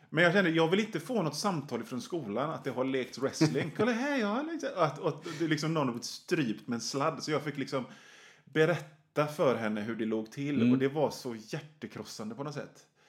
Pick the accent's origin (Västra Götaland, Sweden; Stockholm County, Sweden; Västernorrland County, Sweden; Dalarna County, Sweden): Västra Götaland, Sweden; Hönö; also born or lived in Kungälv / Rörö; jag är från Bohuslän. Mm. Eh, Hön, Öckerö, Hönö, de environgerna